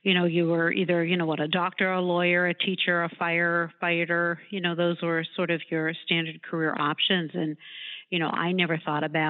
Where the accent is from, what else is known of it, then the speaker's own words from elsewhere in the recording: Pittsburgh, Pennsylvania, United States; moved away as an adult; also born or lived in Cleveland; I grew up in Pittsburgh and went to law school